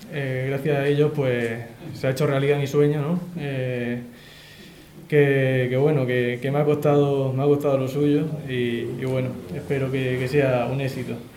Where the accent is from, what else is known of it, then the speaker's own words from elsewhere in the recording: Roldán, Region of Murcia, Spain; mi tierra, aquí en mi pueblo